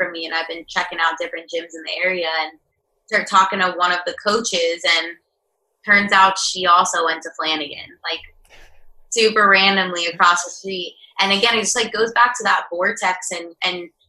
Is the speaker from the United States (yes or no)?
yes; Pembroke Pines, Florida, United States; moved away as an adult; also born or lived in Gainesville, Florida; now in Austin, United States; I'm originally from South Florida.